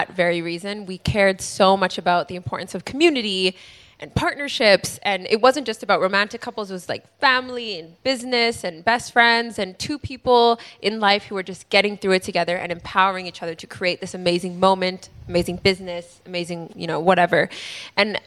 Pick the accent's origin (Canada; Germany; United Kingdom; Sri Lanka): Canada; I'm so Canadian like